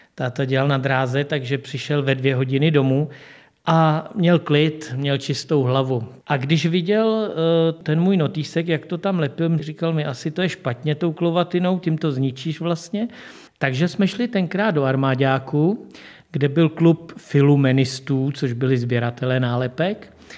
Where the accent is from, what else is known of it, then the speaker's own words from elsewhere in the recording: České Budějovice, South Bohemian Region, Czechia; já jsem se už narodil v Budějovicích